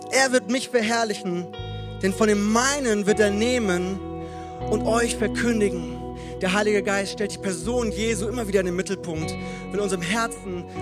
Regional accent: Frankfurt, Hesse, Germany; moved away; also born or lived in Hannover; Für alle, die mich noch nicht kennen, ich komme ursprünglich aus Frankfurt und habe dann äh, vier Jahre in Hannover gelebt, dort meine wundervolle Frau geheiratet

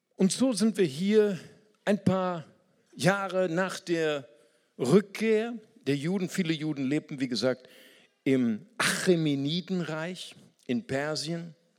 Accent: Germany; Wir als Deutsche

